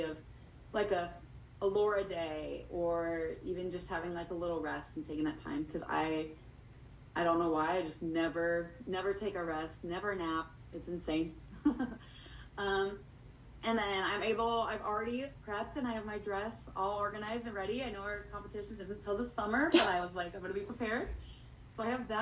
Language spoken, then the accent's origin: English; Torrington, Wyoming, United States; I'm actually from Torrington, Wyoming, which is a small little town of six thousand people.